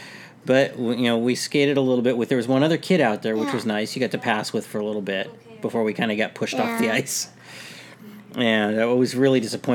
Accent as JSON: {"language": "English", "town": "San Francisco", "region": "California", "country": "United States", "said": "I'm not from New York. I'm from San Francisco."}